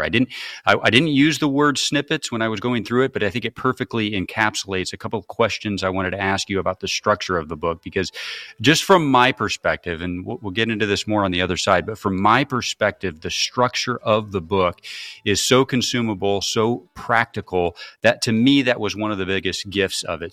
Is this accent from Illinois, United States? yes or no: yes; Peoria, Illinois, United States; I grew up in Peoria, Illinois